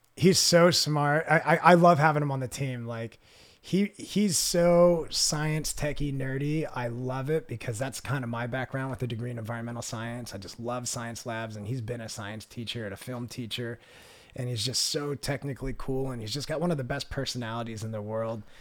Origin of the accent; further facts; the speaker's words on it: suburbs of Philadelphia, Pennsylvania, United States; now in Southern California, United States; I grew up about, uh, half an hour south of Philadelphia in the suburbs of Philadelphia, which is right on the border of Pennsylvania and Delaware